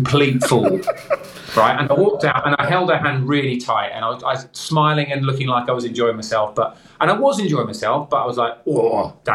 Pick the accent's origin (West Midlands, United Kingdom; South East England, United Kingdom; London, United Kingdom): South East England, United Kingdom; Crawley; There was a local bookshop in my hometown of Crawley